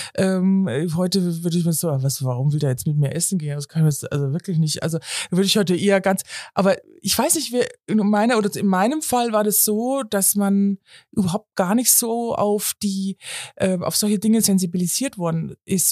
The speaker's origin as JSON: {"language": "German", "town": "Munich", "region": "Bavaria", "country": "Germany", "said": "ich komme zudem aus München"}